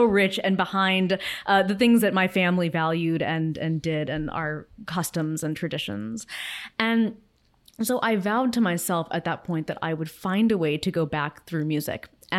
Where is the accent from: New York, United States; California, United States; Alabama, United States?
California, United States; Los Angeles; I grew up in Los Angeles, where I still live, and I certainly had my parents and my grandparents, all of whom were immigrants, around me.